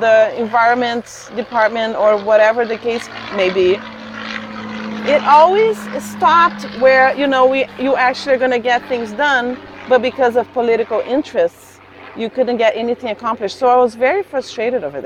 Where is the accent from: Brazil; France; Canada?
Brazil; now in United States; in my hometown, my hometown has 60,000 people